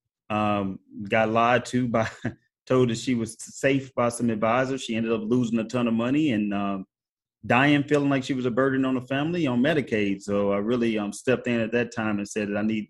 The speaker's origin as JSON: {"language": "English", "region": "Missouri", "country": "United States", "tie": "born or raised there", "said": "my home state of Missouri"}